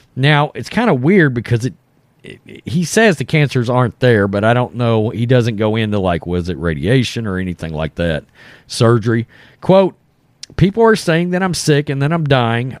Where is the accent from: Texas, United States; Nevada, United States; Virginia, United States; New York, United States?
Texas, United States; we're from Texas